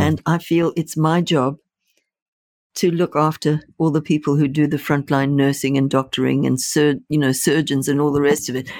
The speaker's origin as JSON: {"language": "English", "country": "Zimbabwe", "tie": "born or raised there", "moved": "yes", "said": "I was born in Rhodesia, which became Zimbabwe"}